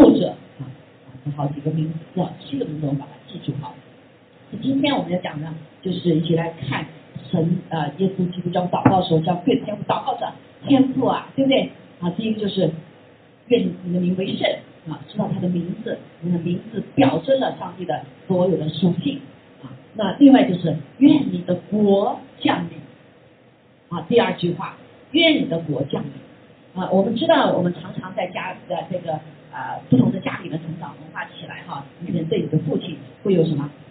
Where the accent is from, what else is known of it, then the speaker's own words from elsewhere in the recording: China; 包括我们中国人哈，中国人